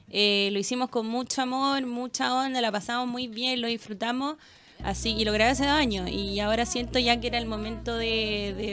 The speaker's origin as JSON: {"language": "Spanish", "town": "Granero", "region": "O'Higgins", "country": "Chile", "tie": "born or raised there", "also_born_or_lived": "Codegua", "said": "Codegua, nací y crié en Granero."}